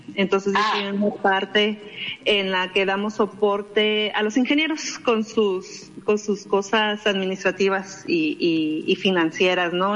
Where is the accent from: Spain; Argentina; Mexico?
Mexico; Mexicali Valley, Baja California; vengo del Valle de Mexicali, ahí me criaron